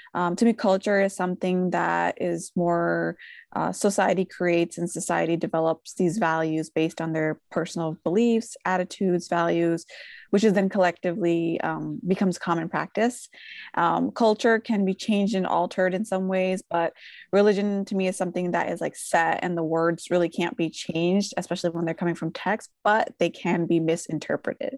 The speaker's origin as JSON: {"language": "English", "town": "Philadelphia", "region": "Pennsylvania", "country": "United States", "tie": "born or raised there", "said": "I was born and raised in Philadelphia, and my family immigrated from Bangladesh"}